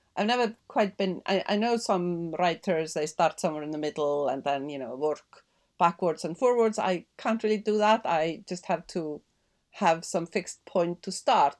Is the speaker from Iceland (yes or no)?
yes; Iceland; also born or lived in Denmark; now in London, United Kingdom; growing up in Iceland